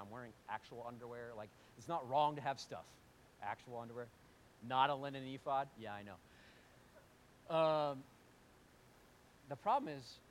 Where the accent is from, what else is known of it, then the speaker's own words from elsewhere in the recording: United States; we're American